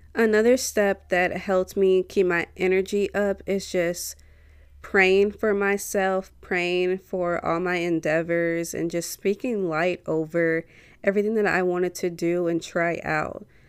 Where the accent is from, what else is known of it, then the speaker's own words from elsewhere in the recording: St. Louis, Missouri, United States; I'm from Saint Louis